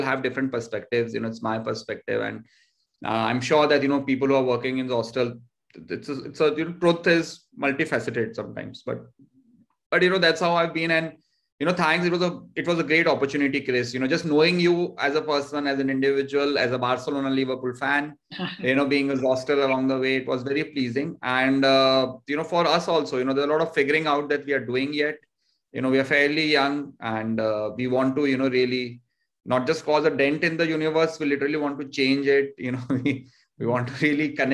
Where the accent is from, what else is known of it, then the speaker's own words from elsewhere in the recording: Jodhpur, Rajasthan, India; also born or lived in Peeparli; I come from Jodhpur, but my village is Peeparli, which is 60 kilometers from here